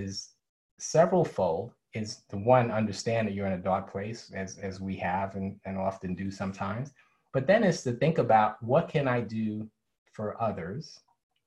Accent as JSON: {"language": "English", "town": "New York City", "region": "New York", "country": "United States", "tie": "born or raised there", "said": "growing up in New York City, I was a graffiti artist"}